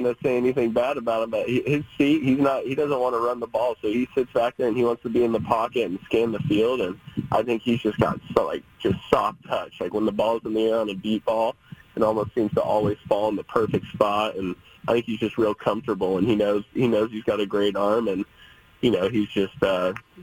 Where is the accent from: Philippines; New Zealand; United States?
United States; Oregon; moved away as an adult; being a kid growing up here